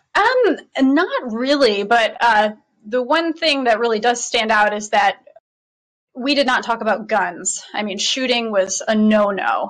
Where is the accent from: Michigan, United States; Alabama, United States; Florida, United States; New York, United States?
Michigan, United States; I'm born and raised in Michigan